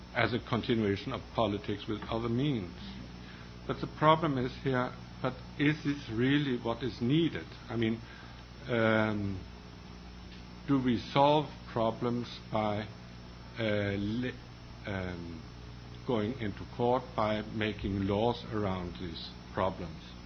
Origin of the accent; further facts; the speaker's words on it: Denmark; I come from Denmark, as was said, and um, Denmark is a rather homogeneous uh, country.